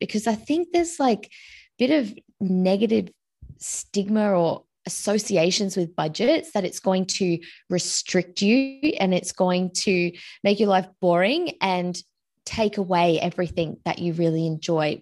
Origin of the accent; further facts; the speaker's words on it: Australia; I'm originally from Australia